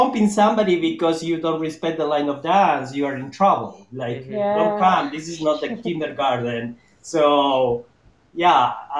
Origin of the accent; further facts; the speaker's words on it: Buenos Aires, Argentina; now in New York, United States; so I immigrated in 2000 from Buenos Aires directly to New York.